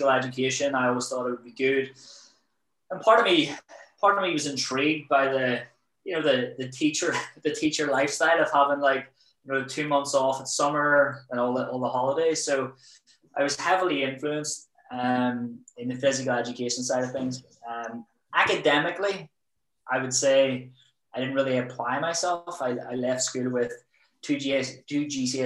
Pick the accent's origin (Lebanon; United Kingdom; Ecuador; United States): United Kingdom; Belfast, Northern Ireland; also born or lived in Preston; I'm from Belfast. Obviously, you know, the troubles were on back then when I was growing up